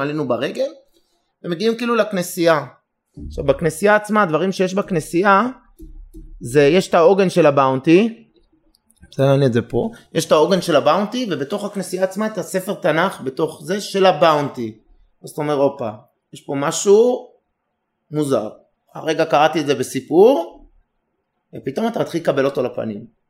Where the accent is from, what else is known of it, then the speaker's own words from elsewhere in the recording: Israel; also born or lived in Herzliya; אנחנו היינו ישראלים השני, שלישי, רביעי